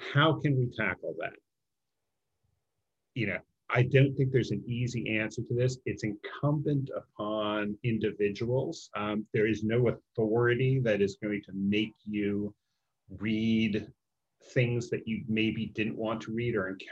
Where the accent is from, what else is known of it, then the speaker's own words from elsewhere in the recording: Chicago, Illinois, United States; I grew up in the Chicago area